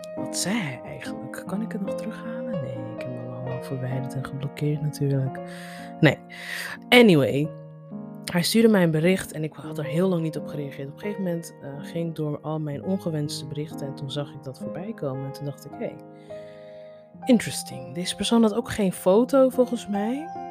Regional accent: Netherlands; Kijk, ik ben ook Nigeriaans. Alleen ik ben in Nederland opgegroeid.

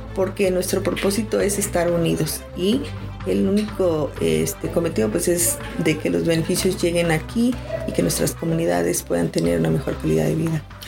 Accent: Mexico; moved away; nosotros los mexicanos migrantes

